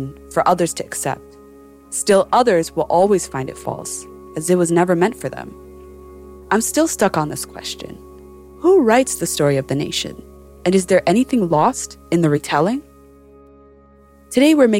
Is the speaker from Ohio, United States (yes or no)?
yes; Columbus, Ohio, United States; When my family arrived in Columbus, Ohio in 1998, we joined a newly established but growing Somali community